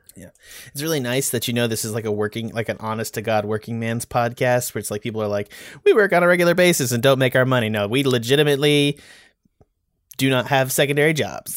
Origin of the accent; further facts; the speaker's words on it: United States; also born or lived in Texas / North Carolina; born and bred in Texas and North Carolina